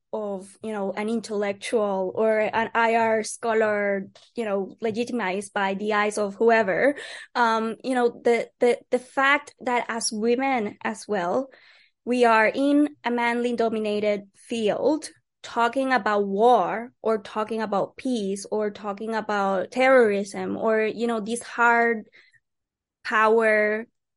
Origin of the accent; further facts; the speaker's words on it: Puerto Rico; I'm from Puerto Rico and we're still a colony of the United States.